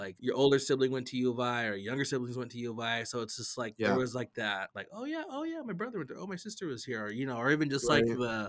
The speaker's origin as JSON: {"language": "English", "town": "Lapwai", "region": "Idaho", "country": "United States", "tie": "born or raised there", "said": "my graduating class from Lapway was, like, super small."}